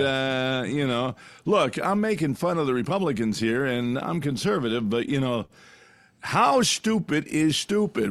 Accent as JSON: {"language": "English", "region": "California", "country": "United States", "tie": "born or raised there", "said": "when I grew up in California"}